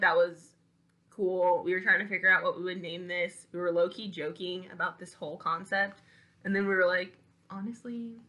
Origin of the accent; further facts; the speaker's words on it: Franklin, Tennessee, United States; also born or lived in Saginaw, Michigan; I was born in Saginaw, Michigan. But I grew up like outside of Nashville, Tennessee, so Franklin, Spring Hill area.